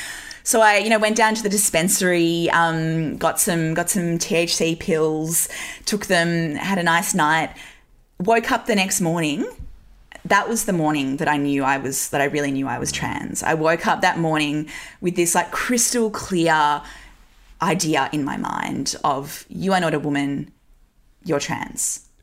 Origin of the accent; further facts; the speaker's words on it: Newcastle, North East England, United Kingdom; I grew up in Newcastle in the 90s and early 2000s. Like, it was a pretty socially conservative place.